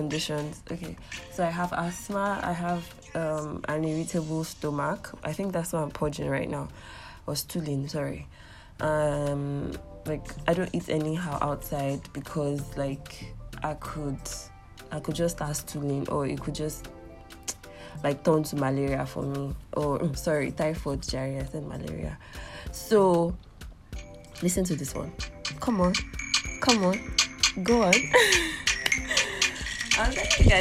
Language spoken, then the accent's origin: English; Ilorin, Kwara, Nigeria; I'm from Kwara State. I'm from Ilorin precisely